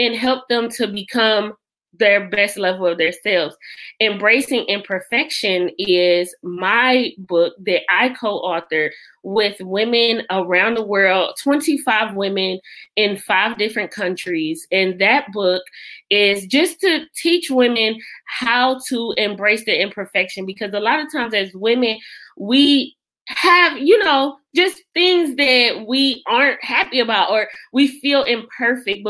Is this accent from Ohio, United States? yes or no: no; Detroit, Michigan, United States; moved away; I am originally from Detroit, Michigan.